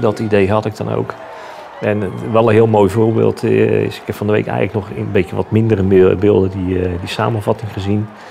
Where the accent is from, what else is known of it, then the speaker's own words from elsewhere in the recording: Rotterdam, South Holland, Netherlands; Ondanks dat het feit dat ik een eh, Rotterdammer ben